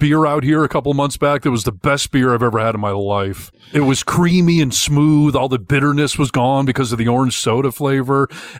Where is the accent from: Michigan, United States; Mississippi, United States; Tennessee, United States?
Michigan, United States; moved away; I grew up in Michigan